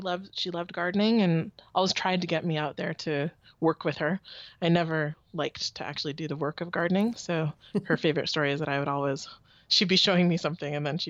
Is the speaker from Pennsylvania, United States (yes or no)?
no; Palo Alto, California, United States; now in Oakland, United States; I grew up in Palo Alto, California.